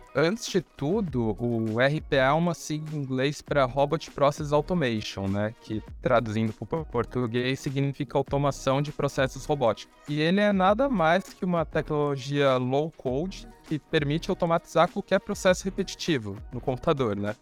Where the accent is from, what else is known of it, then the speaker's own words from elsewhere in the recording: Santos, São Paulo, Brazil; sou nascido e criado em Santos